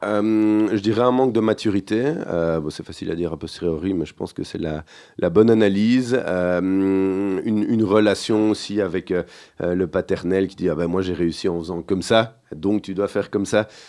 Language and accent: French; Genval, Walloon Region, Belgium; also born or lived in Brussels / Braine-l'Alleud; Alors, on va dire de Bruxelles mhm. sur mes premières années, sur mes cinq premières années. Et puis mes parents ont déménagé du côté de Genneval, donc pas, très loin en dehors de, Bruxelles, une quinzaine de kilomètres.